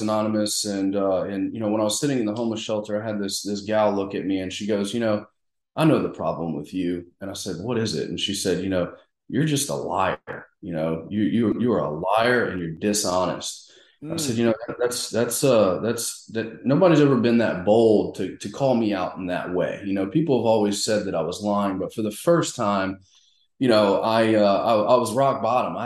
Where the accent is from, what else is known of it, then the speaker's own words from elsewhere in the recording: Mandeville, Louisiana, United States; moved away; also born or lived in South Carolina / Texas / Arkansas / Memphis, Tennessee; I'm originally from Mandeville, Covington area